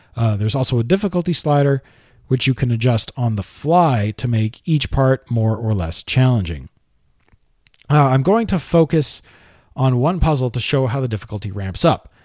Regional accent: Canada; I am also Canadian and my taxes also pay for the C B C

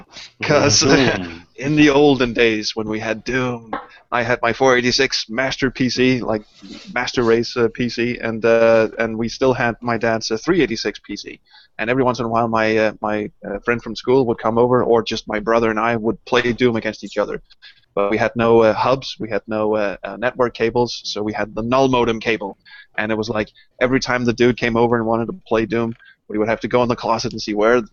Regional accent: Denmark; English is a second language; Well, it was you know, Denmark being a very small country, but there was a very nice little LAN

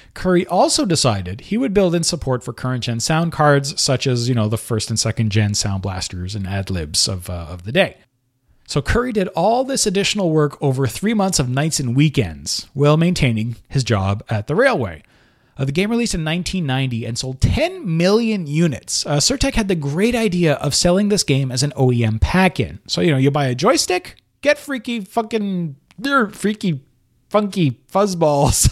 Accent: Montreal, Quebec, Canada; located in Montreal, Canada, my hometown

